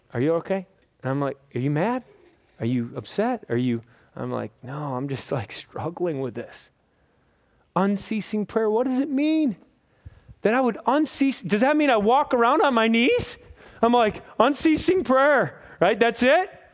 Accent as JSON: {"language": "English", "country": "United States", "said": "I'm from America"}